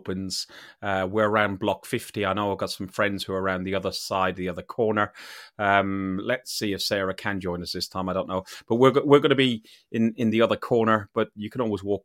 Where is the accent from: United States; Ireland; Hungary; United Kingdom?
Ireland; I'm an Irishman.